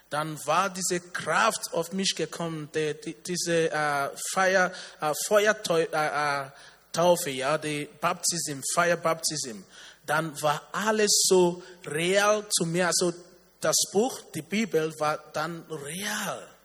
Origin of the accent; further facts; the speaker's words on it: Nigeria; Ich komme aus Nigeria.